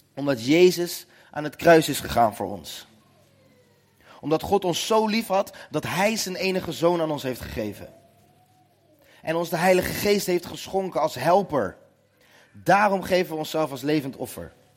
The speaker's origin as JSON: {"language": "Dutch", "town": "Nootdorp", "region": "South Holland", "country": "Netherlands", "said": "Ik kom uit Noordorp, klein dorpje naast Den Haag."}